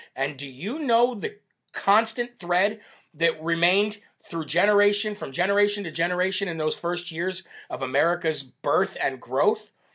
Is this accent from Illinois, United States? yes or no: yes; Illinois, United States; from Champaign, Illinois, my home state